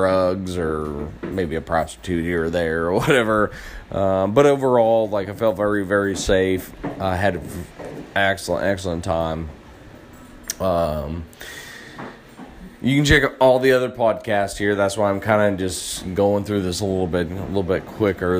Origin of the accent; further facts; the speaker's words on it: United States; being an American tourist